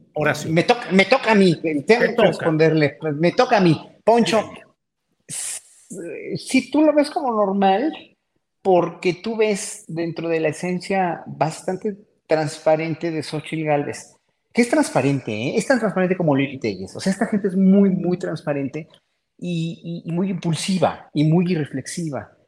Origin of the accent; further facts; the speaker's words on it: Mexico; como pueblo mexicano que somos